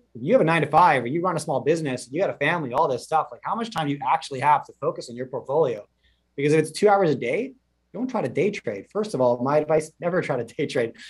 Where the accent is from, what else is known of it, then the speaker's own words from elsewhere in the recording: Canada; as a Canadian in the last 30 plus years